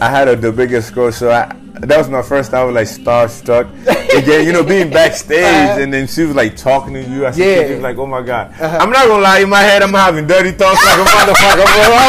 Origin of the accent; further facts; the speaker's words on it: New York, United States; So growing up in New York, I grew up with this family